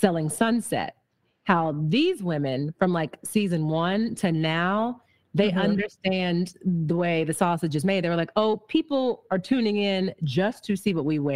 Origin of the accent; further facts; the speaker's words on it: Midwest, United States; I'm from the Midwest